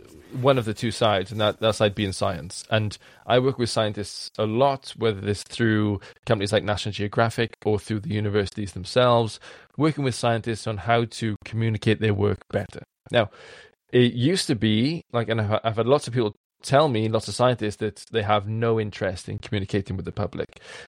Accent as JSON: {"language": "English", "region": "Wales", "country": "United Kingdom", "accent": "strong Welsh", "said": "Code switching is something that I do as a Welshman with a strong accent that needs to be heard by other people."}